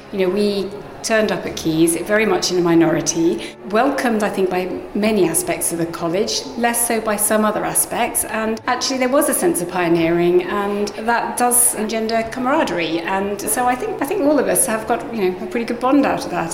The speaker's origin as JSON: {"language": "English", "town": "Harpenden", "region": "East of England", "country": "United Kingdom", "tie": "born or raised there", "said": "I grew up in Harpenden, Hertfordshire"}